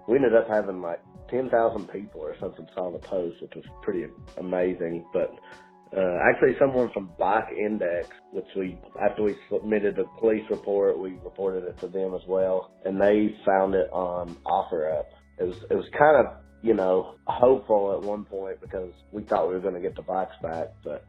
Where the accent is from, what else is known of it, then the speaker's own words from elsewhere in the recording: Clintwood, Virginia, United States; now in Petaluma, United States; I'm from Clintwood, Virginia. Currently live in Petaluma, California.